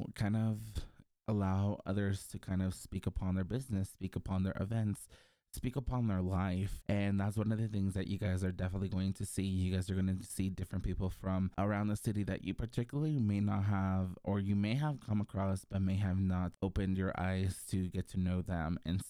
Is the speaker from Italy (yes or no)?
no; Mexico; also born or lived in Mexico City, Mexico; I was born in Mexico City, but I moved to the countryside at a very early age with my brother and my parents.